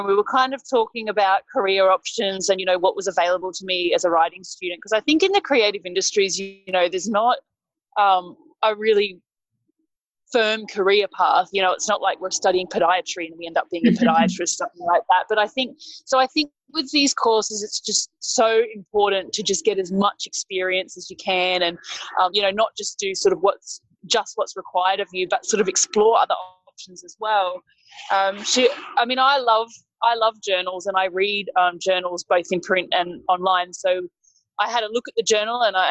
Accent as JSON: {"language": "English", "town": "Sydney", "region": "New South Wales", "country": "Australia", "said": "I'm a writer from Sydney"}